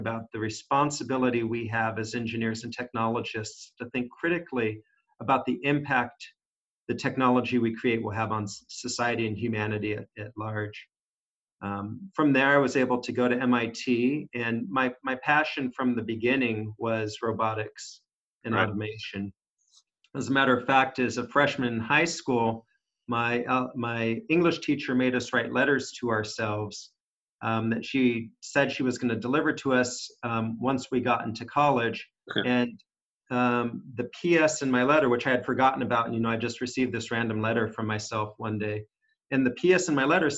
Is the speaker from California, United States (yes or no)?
yes; San Jose, California, United States; being born in San Jose, California, was, you know, I was there prior to it being called Silicon Valley